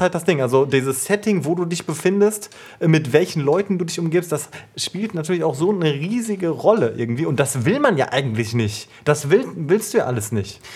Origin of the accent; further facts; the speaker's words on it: Paderborn, North Rhine-Westphalia, Germany; moved away; Paderborn, meine alte Heimat